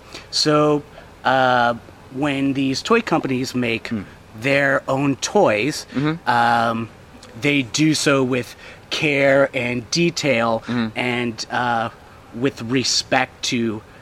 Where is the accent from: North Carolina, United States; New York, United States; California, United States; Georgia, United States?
California, United States; San Bruno; I'm from San Bruno, which is a little suburb outside San Francisco. Lived there all my life